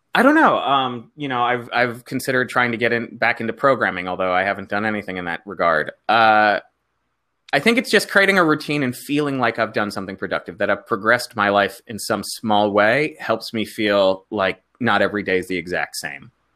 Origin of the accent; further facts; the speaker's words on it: South Florida, United States; moved away as an adult; also born or lived in New York; I didn't come from Chicago. I come from South Florida